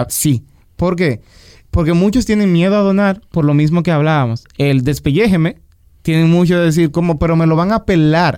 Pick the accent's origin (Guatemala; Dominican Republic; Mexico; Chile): Dominican Republic; Nosotros aquí en República Dominicana